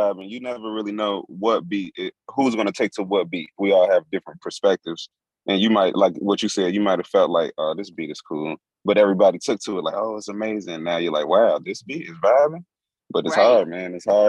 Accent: Chicago, Illinois, United States; me being from Chicago

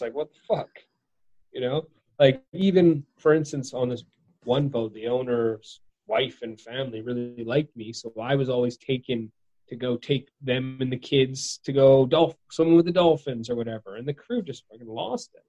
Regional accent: Victoria, British Columbia, Canada; my hometown's named after the Queen, Queen Victoria.

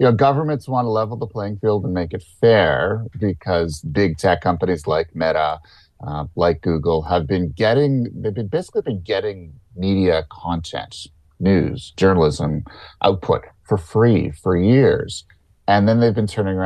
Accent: Canada; as a Canadian

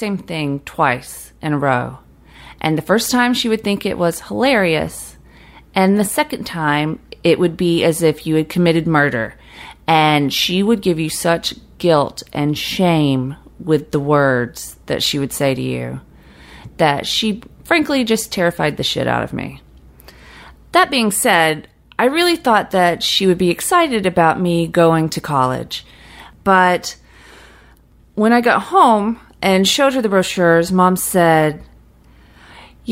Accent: Fitzgerald, Georgia, United States; now in Brooklyn, United States; Growing up in South Georgia, I spent a lot of time fantasizing about getting out of South Georgia.

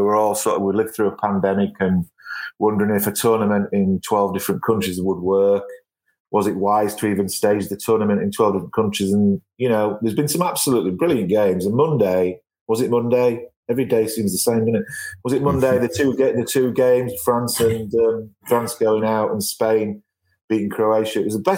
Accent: Yorkshire and the Humber, United Kingdom; I'm from Yorkshire.

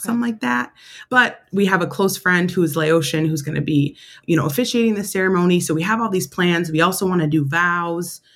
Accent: Syracuse, New York, United States; moved away as an adult; also born or lived in Rochester, New York; now in Washington, D.C., United States; Syracuse, New York, in my hometown.

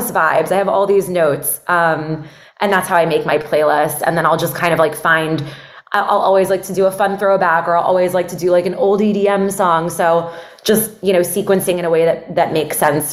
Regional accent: Miami, Florida, United States; moved away as an adult; also born or lived in Atlanta / New York; I'm from Miami. My whole family lives down here

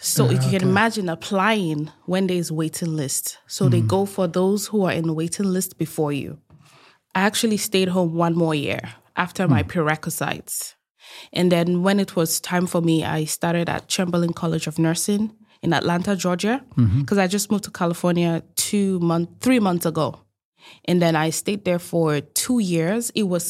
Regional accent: Nigeria; moved away as an adult; Like, I'm Nigerian. I grew up in Nigeria most of my adulthood, and I left Nigeria at the age of 19.

